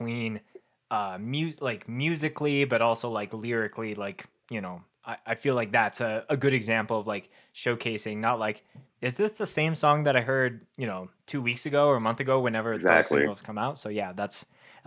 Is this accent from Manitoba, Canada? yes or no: yes; Winnipeg, Manitoba, Canada; growing up in Winnipeg, which is like the center of Canada, like in the prairies